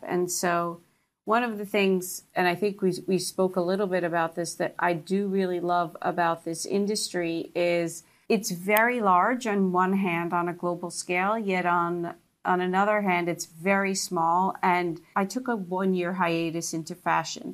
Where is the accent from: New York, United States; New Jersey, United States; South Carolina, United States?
New Jersey, United States; I grew up in New Jersey